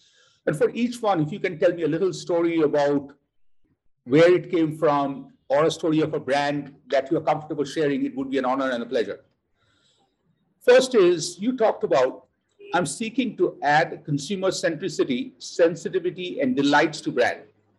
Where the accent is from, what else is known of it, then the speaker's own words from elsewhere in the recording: Kolkata, West Bengal, India; moved away; This is my first audio recording I'm doing from Kolkata, the city where I was born, in Kolkata, India.